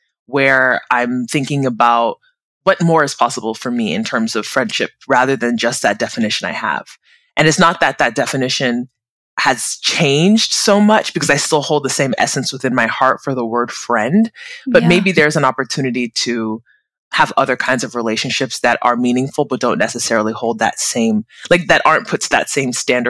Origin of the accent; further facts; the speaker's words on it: United States; also born or lived in South Korea / Abu Dhabi, UAE / Mexico / Portugal; I'm originally Nigerian American, born and bred in the US, but I'm currently in California, where my family home is